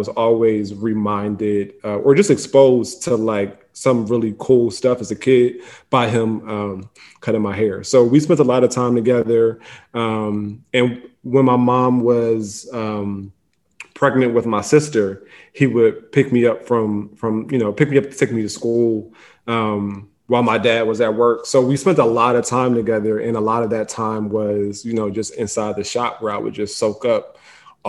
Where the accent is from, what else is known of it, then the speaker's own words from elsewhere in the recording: Philadelphia, Pennsylvania, United States; West Philly. I grew up in the Overbrook section of the city